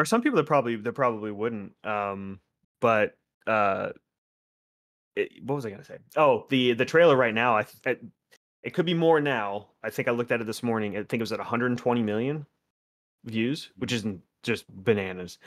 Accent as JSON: {"language": "English", "town": "West Palm Beach", "region": "Florida", "country": "United States", "tie": "born or raised there", "said": "my hometown area, like West Palm"}